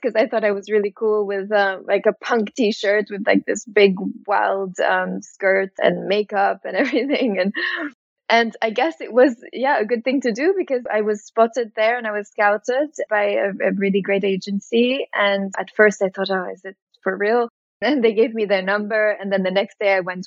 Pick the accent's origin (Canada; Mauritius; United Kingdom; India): Mauritius; moved away; also born or lived in New York; growing up in Mauritius